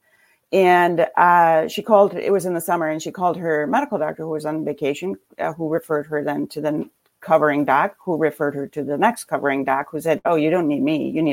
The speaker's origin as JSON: {"language": "English", "country": "Denmark", "tie": "born or raised there", "moved": "as an adult", "lives_now": "Traverse City, United States", "said": "I grew up in Denmark"}